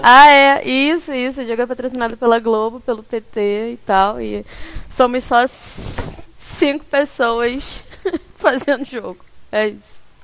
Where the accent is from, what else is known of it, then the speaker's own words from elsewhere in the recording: Rio de Janeiro, Brazil; Eu sou do Rio, eu sou do Rio.